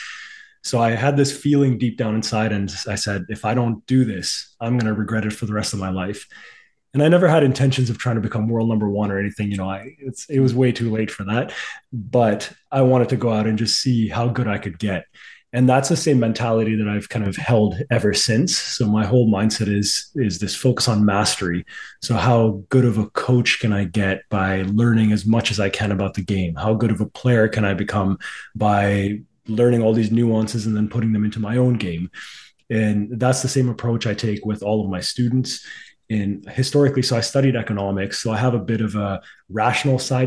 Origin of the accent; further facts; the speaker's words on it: Pakistan; moved away; I'm originally from Pakistan